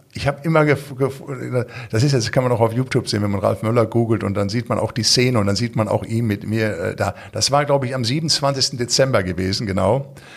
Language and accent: German; Recklinghausen, North Rhine-Westphalia, Germany; accent: Ruhrpott-Slang; moved away; ich komme aus dem Ruhrpott, ich bin in Recklinghausen Süd groß geworden